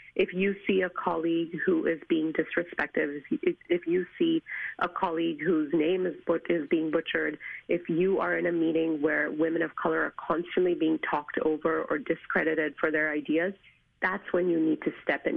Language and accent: English; India; moved away; as an Asian woman, as an Indian woman, as an immigrant woman